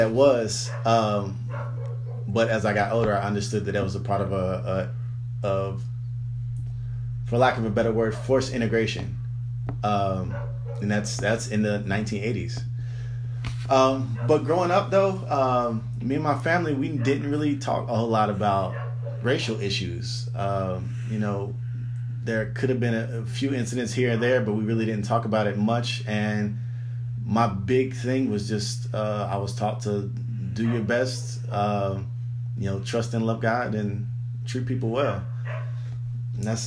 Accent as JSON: {"language": "English", "town": "Lexington", "region": "Kentucky", "country": "United States", "tie": "born or raised there", "said": "So I grew up in Lexington, Kentucky, Central Kentucky."}